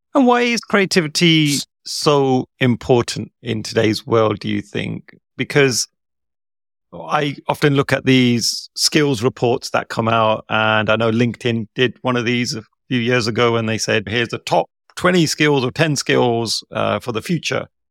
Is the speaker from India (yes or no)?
yes; India; as an Indian person